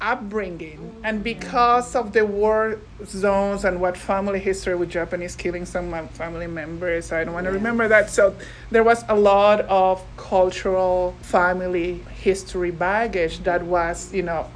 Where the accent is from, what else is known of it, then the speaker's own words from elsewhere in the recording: Peru; moved away as an adult; now in Canada; I am originally from Peru, so I came to Canada a little over 20 years ago